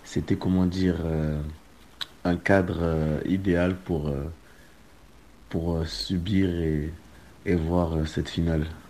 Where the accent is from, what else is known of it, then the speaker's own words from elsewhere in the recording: France; en tant que Français